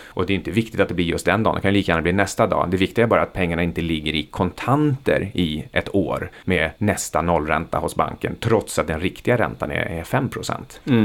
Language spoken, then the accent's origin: Swedish; Sweden; för oss som är svenskar.